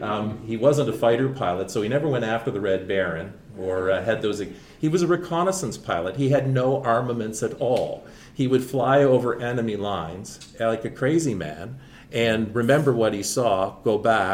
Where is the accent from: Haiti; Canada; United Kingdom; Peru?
Canada; Ottawa, Ontario; since I'm in Ottawa, which is kind of my hometown